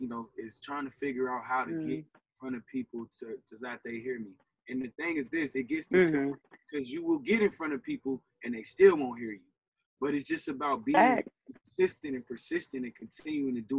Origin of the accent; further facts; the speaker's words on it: San Diego, California, United States; We're from San Diego, California